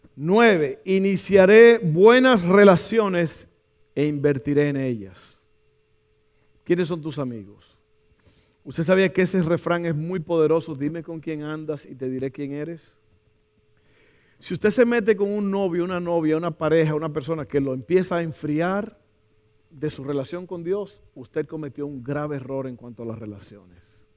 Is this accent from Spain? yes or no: no; Dominican Republic; moved away; en mi país yo estaba tomando mucha Coca-Cola, no sé, como que toda esa comida dominicana